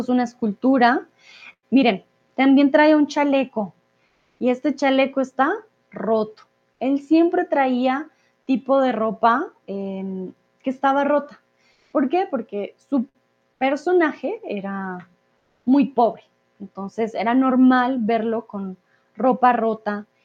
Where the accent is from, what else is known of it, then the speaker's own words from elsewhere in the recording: Bogotá, Colombia; yo soy de Colombia, yo soy Rola de Bogotá, yo tengo un acento, digamos, poco más neutro